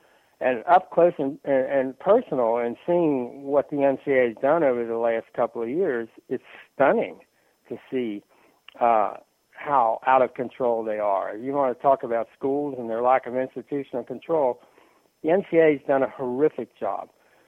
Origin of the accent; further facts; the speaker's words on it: Cincinnati, Ohio, United States; I grew up in Cincinnati